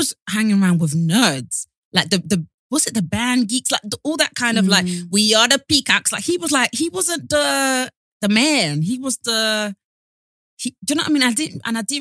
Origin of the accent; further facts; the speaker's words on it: Essex, East of England, United Kingdom; I'm from Essex.